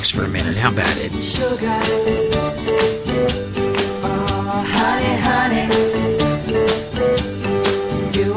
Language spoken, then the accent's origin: English; United States; as an American, as a veteran, as a patriot